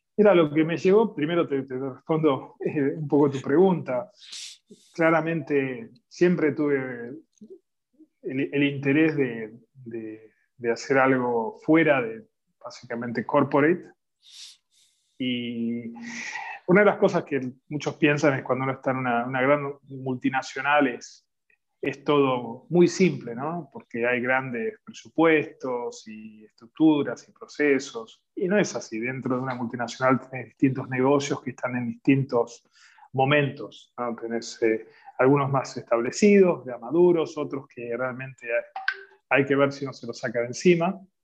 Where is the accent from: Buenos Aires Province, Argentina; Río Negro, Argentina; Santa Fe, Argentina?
Santa Fe, Argentina; Rosario; moved away as an adult; also born or lived in Buenos Aires; now in United States; Soy originario de Rosario